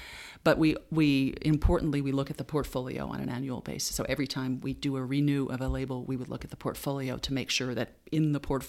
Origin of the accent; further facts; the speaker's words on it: Boston, Massachusetts, United States; now in Luxembourg; because I came from Boston, people said, oh, Boston's, you know, one of the two cities in the U.S.